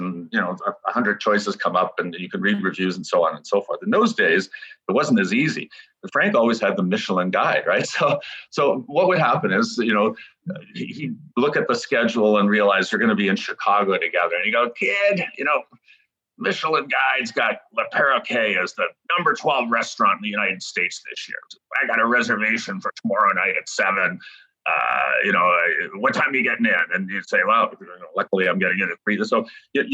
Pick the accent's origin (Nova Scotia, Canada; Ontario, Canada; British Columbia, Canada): Ontario, Canada; Toronto; So I grew up in Toronto